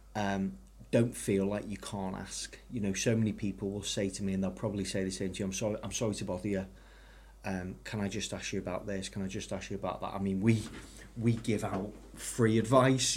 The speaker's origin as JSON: {"language": "English", "town": "Ellesmere Port", "region": "North West England", "country": "United Kingdom", "said": "I'm originally from Ellesmere Port"}